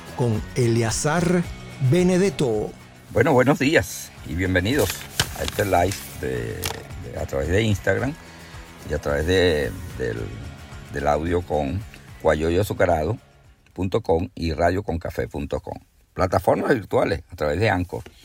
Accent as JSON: {"language": "Spanish", "country": "Venezuela", "said": "mi país, en Venezuela"}